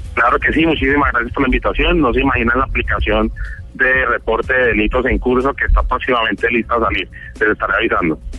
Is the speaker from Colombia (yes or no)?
yes; Cali, Valle del Cauca, Colombia; also born or lived in United States; yo nací en Estados Unidos, pero desde pequeño he vivido toda la vida en Cali